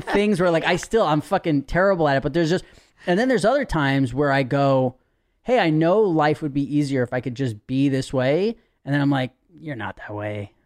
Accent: New York City, New York, United States; I was born and raised in Manhattan

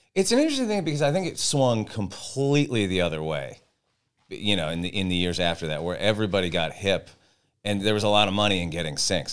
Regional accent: Santa Barbara, California, United States; I grew up in Santa Barbara and was a total beach kid

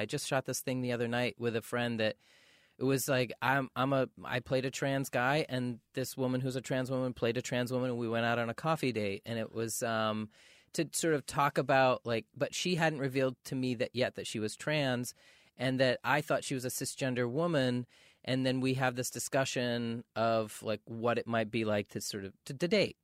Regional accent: Maine, United States; now in Los Angeles, United States; growing up in Maine

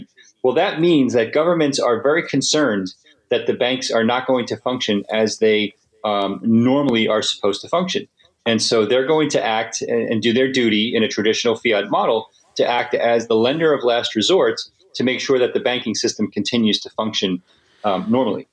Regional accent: United States; as an American

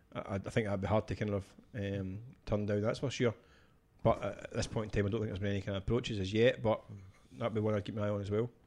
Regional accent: Scotland, United Kingdom; a Scottish football fan

